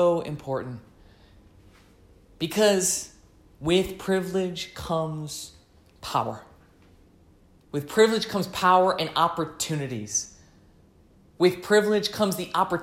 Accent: United States; being American

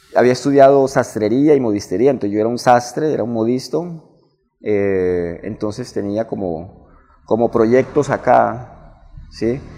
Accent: Barrancabermeja, Santander, Colombia; also born or lived in Medellín; soy nacido y criado aquí en Barranca Bermeja. Soy de Barranca totalmente.

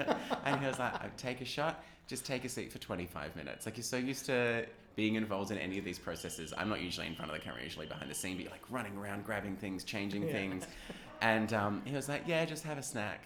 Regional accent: Cronulla, New South Wales, Australia; I grew up in Cronulla

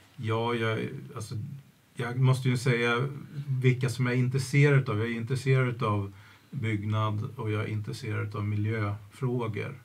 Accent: Järna, Stockholm County, Sweden; also born or lived in Pershagen; jag har vuxit upp i Pershagen och Järna

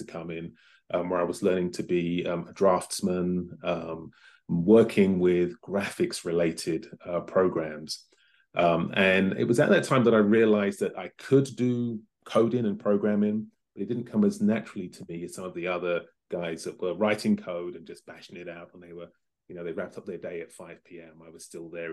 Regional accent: London, United Kingdom; moved away as an adult; now in Los Angeles, United States; I was born in London in the late 60s. My parents are from the Caribbean, mum's from Barbados, and my father is from Grenada, and they met in the UK, and I'm one of four children, so raised and educated in London

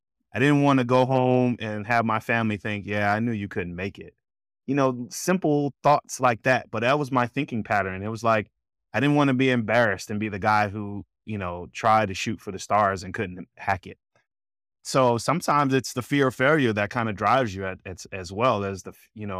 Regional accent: Atlanta, Georgia, United States; And I'm from Georgia. I'm not from the backwoods of Georgia. I don't mean that as a slight, but, you know. I lived in a big city. I lived in Atlanta

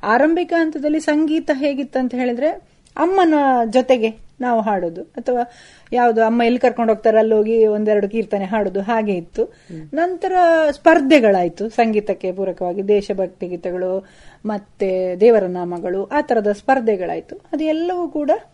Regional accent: Kasaragod, Kerala, India; ನಾನು ಹುಟ್ಟಿದ್ದು ಕಾಸರಗೋಡ್ನಲ್ಲಿ

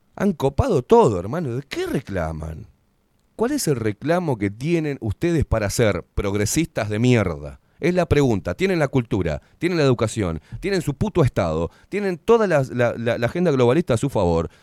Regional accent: Uruguay; soy uruguayo, no soy porteño, ¿eh? Soy uruguayo, vengo de familia porteña

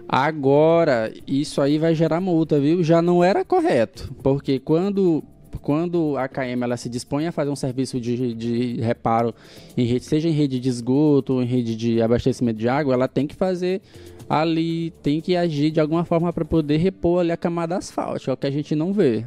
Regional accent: Guimarães, Maranhão, Brazil; now in São Luís, Brazil; o município de Guimarães, a minha terra natal

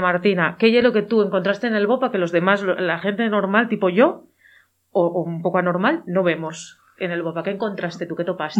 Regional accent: Llanes, Asturias, Spain; en el mi pueblo, en uno de los mis pueblos, en uno de ellos, eh, de los de Llanes

